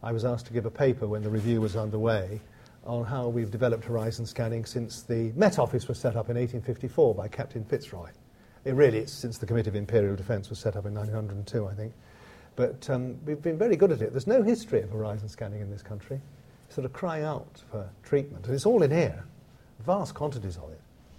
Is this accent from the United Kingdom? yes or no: yes; United Kingdom; it is one of the great boons of being a Brit and being able to come here